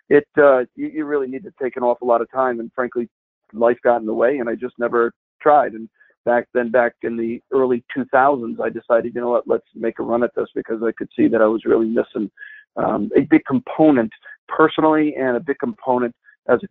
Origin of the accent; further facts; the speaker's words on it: Hartford, Connecticut, United States; also born or lived in Springfield, Massachusetts; I'm born and bred in Hartford, Connecticut, and it's a little boring because I didn't move too far from the nest.